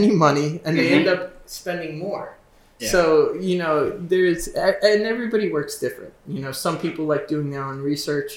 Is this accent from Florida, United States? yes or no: no; Southampton, New York, United States; I was born and raised in Southampton